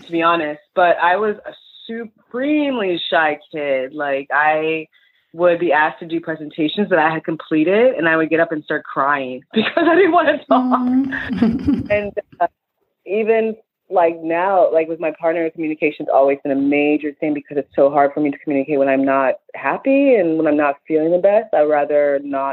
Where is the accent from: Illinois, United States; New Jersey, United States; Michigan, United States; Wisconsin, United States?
Illinois, United States; Chicago; I'm from Chicago and I'm Nigerian